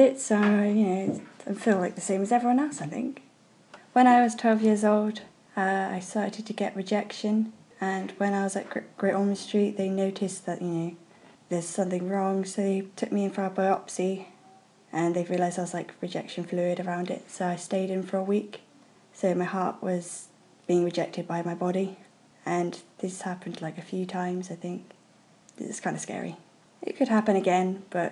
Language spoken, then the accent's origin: English; Bristol, South West England, United Kingdom; I'm 15 and I'm from Bristol